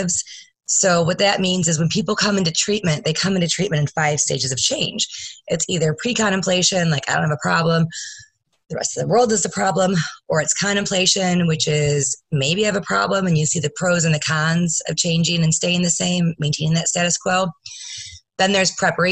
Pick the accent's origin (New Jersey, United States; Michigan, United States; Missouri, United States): Michigan, United States; Grand Rapids; I am from Grand Rapids, Michigan